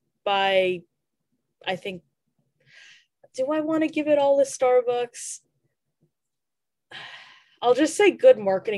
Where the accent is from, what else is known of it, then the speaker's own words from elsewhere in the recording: United States; As an American